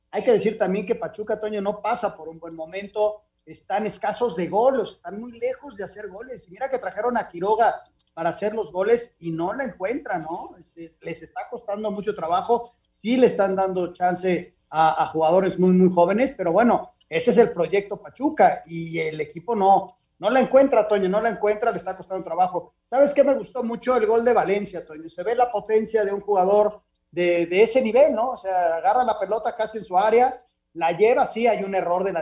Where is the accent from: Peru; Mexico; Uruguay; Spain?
Uruguay; Yo soy uruguayo, no sé lo que es tirar la toalla.